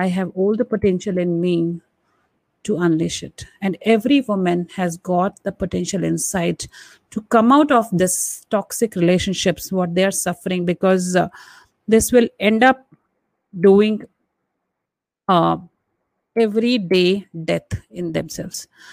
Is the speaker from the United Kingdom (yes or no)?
no; India; being an Indian woman and brought up traditionally